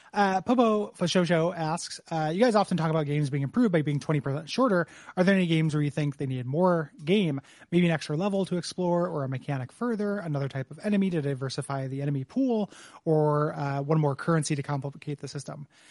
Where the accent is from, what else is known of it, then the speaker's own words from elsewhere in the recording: DeKalb, Illinois, United States; moved away; my hometown